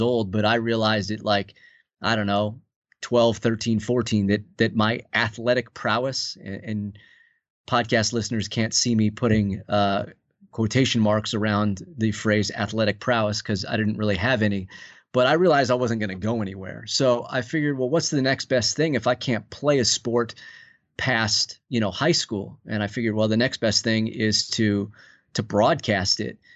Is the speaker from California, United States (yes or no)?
yes; outside Los Angeles, Southern California, United States; moved away as an adult; also born or lived in Colorado Springs / Fort Myers; now in Saint Paul, United States; I grew up in Southern California, just outside of the heart of Los Angeles